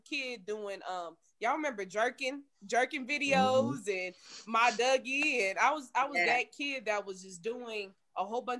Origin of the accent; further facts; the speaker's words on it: Kansas City, Kansas, United States; I'm from Kansas City as well. Born and raised Kansas City, 913.